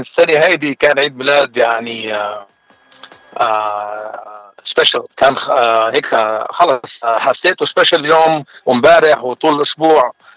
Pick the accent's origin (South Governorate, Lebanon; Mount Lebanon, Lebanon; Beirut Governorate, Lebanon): South Governorate, Lebanon; Jwaya; now in San Antonio, United States; أنا من جويه من الجنوب اللبناني وصار لي بالاغتراب أكثر من 30 سنة